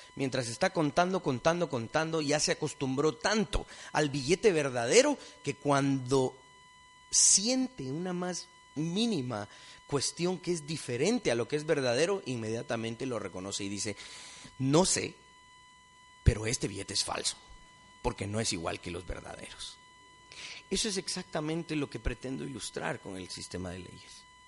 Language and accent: Spanish; Guatemala; somos un país multilingüe, multiétnico, dentro de estas fronteras todos somos guatemaltecos